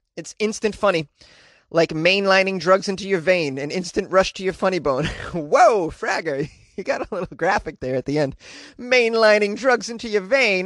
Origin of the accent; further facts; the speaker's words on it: Boston, Massachusetts, United States; I don't say that word correctly 'cause I'm from Boston